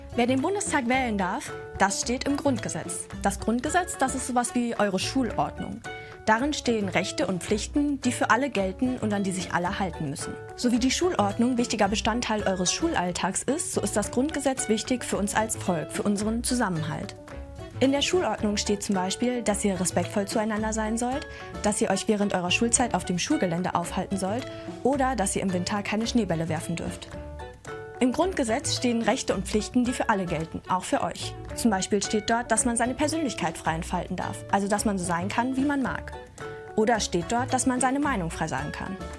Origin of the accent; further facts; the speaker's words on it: Germany; bei uns in Deutschland